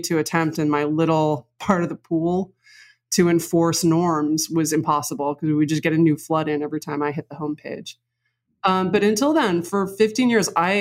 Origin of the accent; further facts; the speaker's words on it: New York City, New York, United States; I grew up on the Upper West Side.